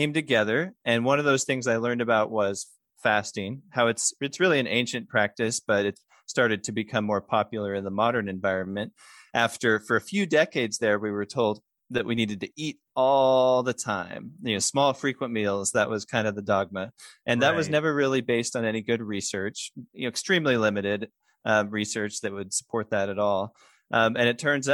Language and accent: English; Missouri, United States; I grew up in Missouri